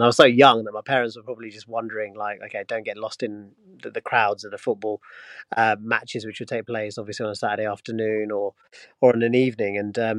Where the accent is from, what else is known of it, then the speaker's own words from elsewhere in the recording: Luton, East of England, United Kingdom; moved away; I grew up in Luton, in an area where it was very multicultural. I actually then moved to an area which was less multicultural, but I was made to feel welcome.